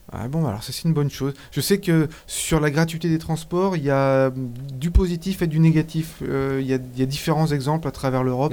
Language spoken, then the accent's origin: French; Switzerland; chez nous en Suisse